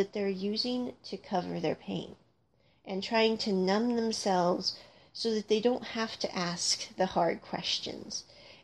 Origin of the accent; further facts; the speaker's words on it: United States; growing up in America during the time period I grew up in America